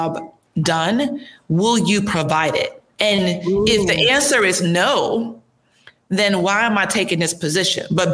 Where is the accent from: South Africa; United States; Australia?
United States; Chicago, Illinois; moved away; I'm from Chicago originally, so it's you know, I'm Midwest